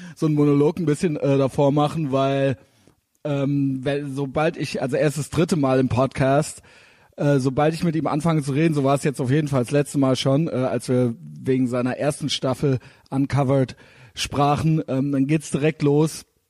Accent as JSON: {"language": "German", "country": "Germany", "said": "als Deutsche"}